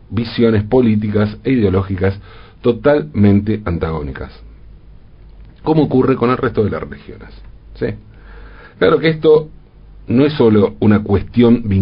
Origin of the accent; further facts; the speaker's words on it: Argentina; Y nos queda claro porque, como argentinos, sabemos a qué se refiere con eso de ser como el peronismo.